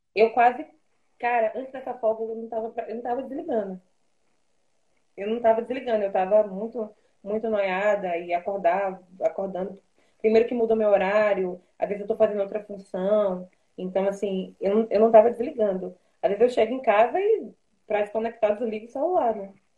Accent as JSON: {"language": "Portuguese", "town": "Salvador", "region": "Bahia", "country": "Brazil", "moved": "yes", "said": "Eu sou de Salvador, por exemplo. Eu não sou daqui."}